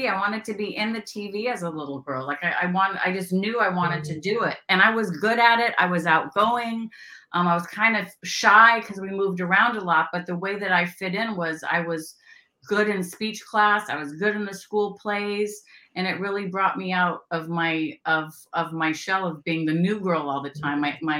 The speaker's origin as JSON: {"language": "English", "region": "California", "country": "United States", "tie": "born or raised there", "also_born_or_lived": "Louisville, Kentucky", "said": "I grew up in Northern California, born and raised California girl. I also grew up in Louisville, Kentucky, where my stepfamily is from."}